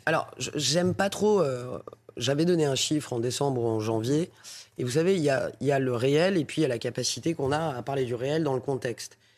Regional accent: Paris, Île-de-France, France; je suis parisienne euh, avant tout et députée de Paris

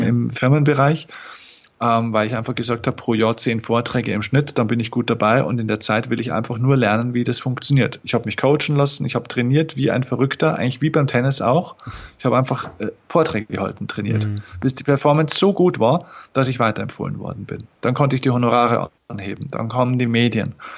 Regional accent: Lower Bavaria, Germany; accent: Bavarian dialect (hidden); Ich komme aus Niederbayern

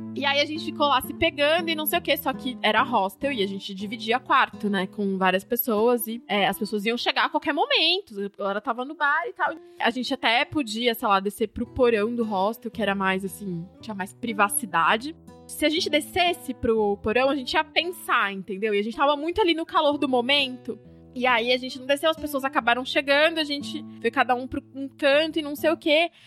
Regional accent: Campinas, São Paulo, Brazil; eu sou de Campinas e não conhecia São Paulo direito

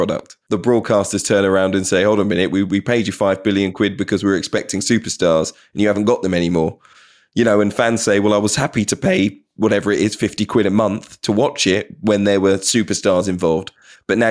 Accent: London, United Kingdom; I grew up near Queen's Park Rangers

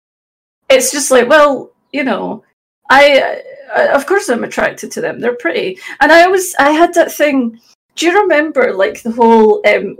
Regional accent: Glasgow, Scotland, United Kingdom; accent: Scottish; I'm from Glasgow. Probably tell from the accent, although it's not like a Glaswegian accent, you know, it's a Scottish accent.

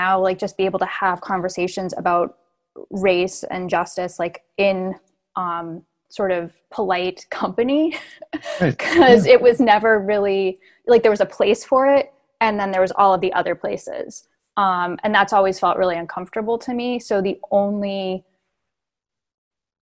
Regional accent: Hamilton, Massachusetts, United States; also born or lived in Los Angeles; I grew up in like a white suburb of Boston

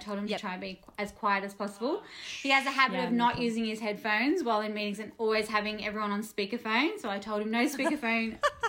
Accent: Melbourne, Victoria, Australia; obviously. I'm from Melbourne, West.

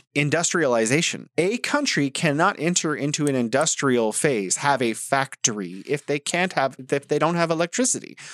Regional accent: United States; as an American

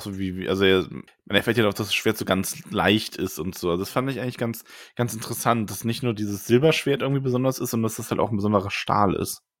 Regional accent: Frankfurt area, Hesse, Germany; ich bin ja zum Beispiel in der Gegend groß geworden

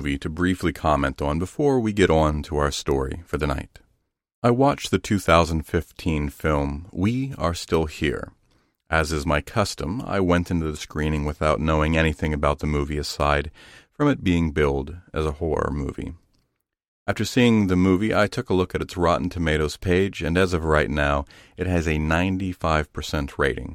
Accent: Zanesville, Ohio, United States; growing up in Zanesville, Ohio

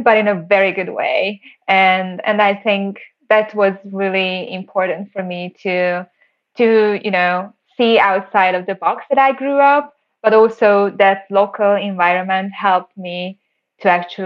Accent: Siófok, Somogy, Hungary; I grew up in Hungary, a small town next to the Lake Balaton. It's called Siófok

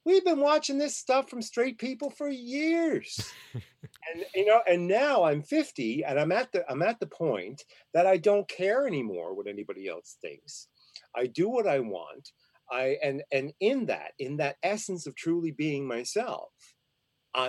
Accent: Glace Bay, Nova Scotia, Canada; moved away; I grew up in a very oppressed place. And if people are wondering where I came from, I came from Glace Bay, Nova Scotia, which was the coal mining town

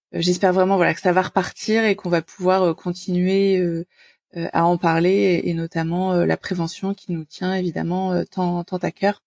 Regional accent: Normandy, France; qui vient de Normandie, proche Paris mais Normandie quand même

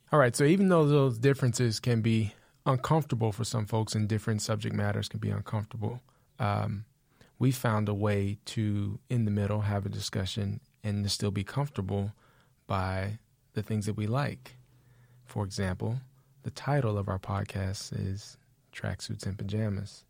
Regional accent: Austin, Texas, United States; I am from Austin. We moved here when I was about nine.

